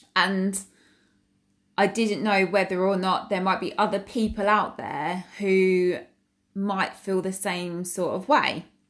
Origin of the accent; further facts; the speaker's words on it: Essex, East of England, United Kingdom; I'm from Essex in, um, England, which is in the U K